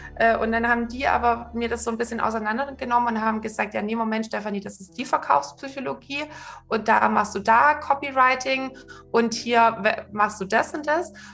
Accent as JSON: {"language": "German", "area": "Swabia", "region": "Baden-Württemberg", "country": "Germany", "tie": "born or raised there", "said": "ich bin äh, im Schwabenland aufgewachsen"}